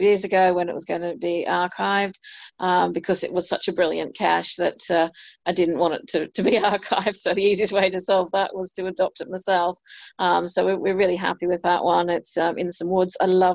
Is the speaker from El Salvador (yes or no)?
no; Australia; now in United Kingdom; being an Australian